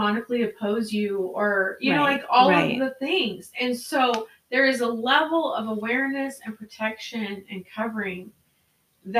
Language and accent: English; United States; as American Christians